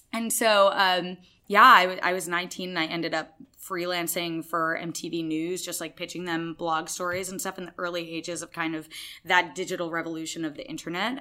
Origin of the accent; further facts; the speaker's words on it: Massachusetts, United States; I'm from Massachusetts. I grew up there.